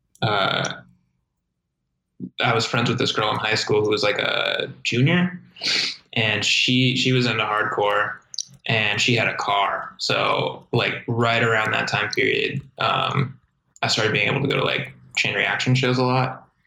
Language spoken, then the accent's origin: English; Inland Empire, California, United States; growing up in the Inland Empire